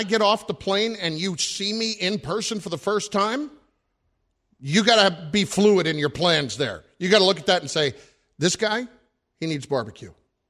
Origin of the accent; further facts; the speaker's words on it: New Jersey, United States; I'm from New Jersey.